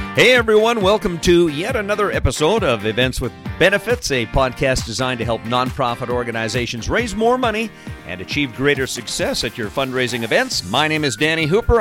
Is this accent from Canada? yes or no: yes; Edmonton, Alberta, Canada; now in Victoria, Canada; I'm originally from Edmonton, now living in Victoria